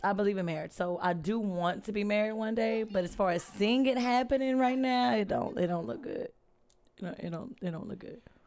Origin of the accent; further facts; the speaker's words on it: Alexandria, Louisiana, United States; also born or lived in England Air Force Base; Born in Alexandria.